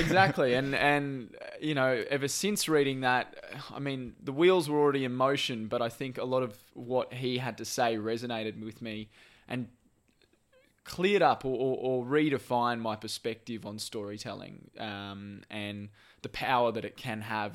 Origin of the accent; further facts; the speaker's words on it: Brisbane, Queensland, Australia; I grew up in Brisbane